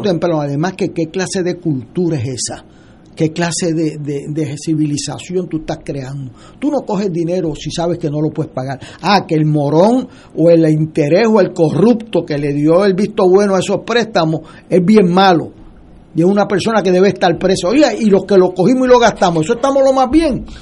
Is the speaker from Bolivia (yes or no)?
no; Puerto Rico; sentido de gobierno propio nuestro como puertorriqueño